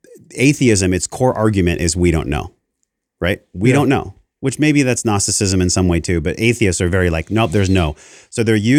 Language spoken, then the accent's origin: English; Encinitas, California, United States; I'm like, because I came from Encinitas.